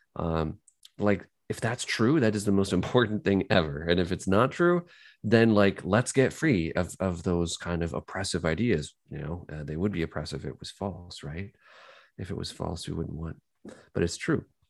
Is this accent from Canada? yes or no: yes; Kitchener, Ontario, Canada; I'm from Kitchener